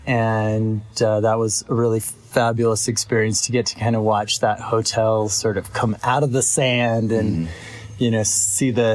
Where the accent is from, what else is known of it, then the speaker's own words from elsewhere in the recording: Idaho, United States; moved away; also born or lived in Montana; I grew up in Idaho